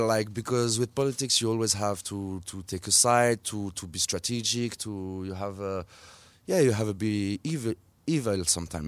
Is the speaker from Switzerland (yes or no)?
yes; Switzerland; I grew up in Switzerland. My mom is Swiss, but still, I will always be considered as an Algerian in Switzerland